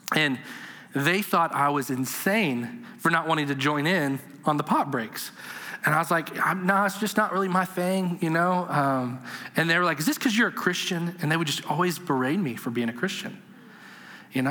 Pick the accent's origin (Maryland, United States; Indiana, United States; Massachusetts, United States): Indiana, United States; Madison; I grew up in a really small, very redneck town in southern Indiana